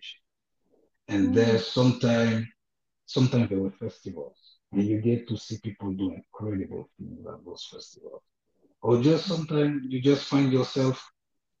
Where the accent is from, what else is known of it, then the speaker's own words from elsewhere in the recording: Côte d’Ivoire; my growing up in Ivory Coast with my parents